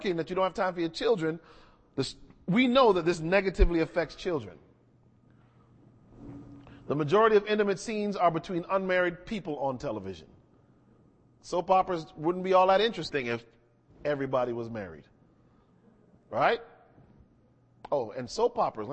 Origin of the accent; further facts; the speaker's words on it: outside of Hartford, Connecticut, United States; When I was growing up, and I grew up in outside of Hartford, Connecticut